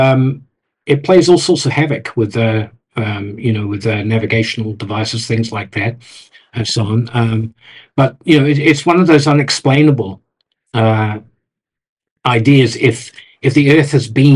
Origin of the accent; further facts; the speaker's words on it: New Zealand; moved away; I'm from New Zealand originally